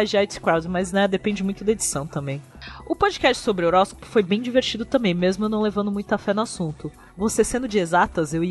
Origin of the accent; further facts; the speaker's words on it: Rio de Janeiro, Brazil; Ah, e eu sou do Rio de Janeiro, tudo bem com vocês?